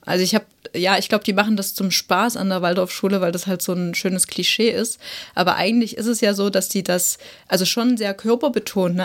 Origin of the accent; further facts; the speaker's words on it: Saxony, Germany; bei uns in Sachsen